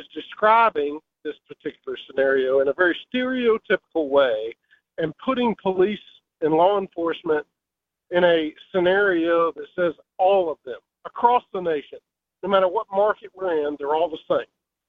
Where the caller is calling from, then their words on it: Virginia, United States; I'm calling from Virginia.